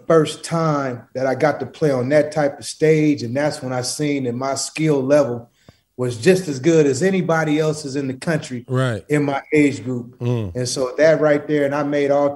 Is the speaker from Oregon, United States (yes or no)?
yes; Portland, Oregon, United States; I'm not from Cali. I'm from Portland, Oregon.